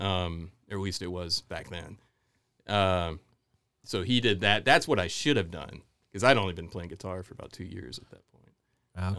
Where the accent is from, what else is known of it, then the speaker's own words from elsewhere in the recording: Houston and Dallas, Texas, United States; also born or lived in Memphis, Tennessee / New Orleans; now in New River Valley, Virginia, United States; I grew up mostly in Houston and, and Dallas